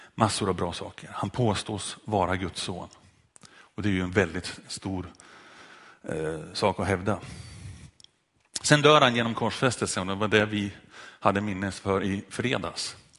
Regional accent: Sundsvall, Västernorrland County, Sweden; strax utanför en kyrka i Sundsvall där jag växte upp

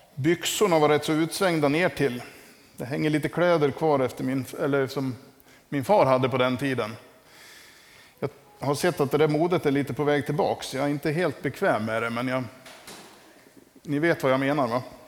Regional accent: Västerdalarna, Dalarna County, Sweden; moved away; hemma i Västerdalarna

